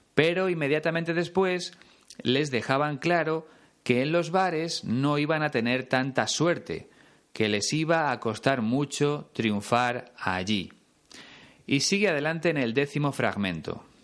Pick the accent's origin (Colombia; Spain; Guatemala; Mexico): Spain; cuando apenas había dos canales en mi país